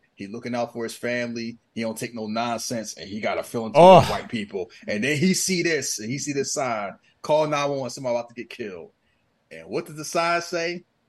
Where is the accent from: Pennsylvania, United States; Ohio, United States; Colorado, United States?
Pennsylvania, United States; Philadelphia; I grew up in Philly.